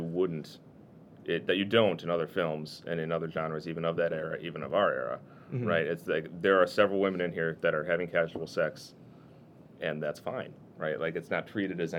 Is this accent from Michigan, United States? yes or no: no; Wisconsin, United States; I'm from Wisconsin